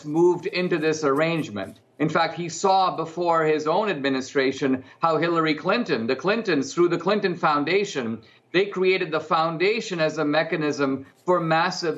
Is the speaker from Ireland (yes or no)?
no; India; I grew up in India, and I'm part of this larger Asian culture